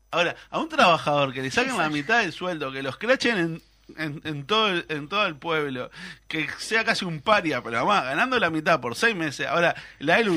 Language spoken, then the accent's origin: Spanish; Canelones, Uruguay; yo soy de Canelones